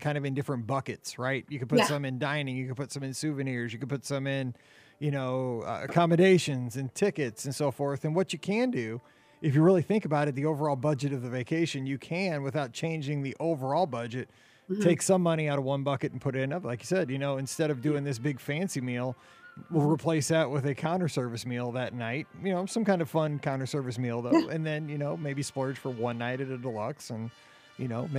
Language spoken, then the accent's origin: English; Missouri, United States; I'm from Missouri